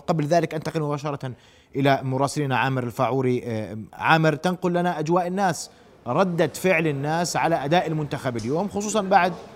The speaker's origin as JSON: {"language": "Arabic", "country": "Jordan", "said": "احنا مجربينه نعم كاردنيين"}